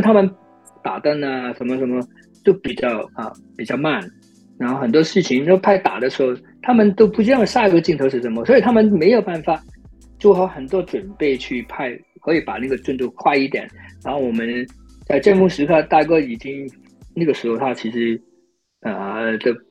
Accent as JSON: {"language": "Chinese", "country": "China", "also_born_or_lived": "United States", "moved": "yes", "said": "你知道我们中国人发音肯定没有美国人这么有，你不是一辈子长，又不是你的第一语语言"}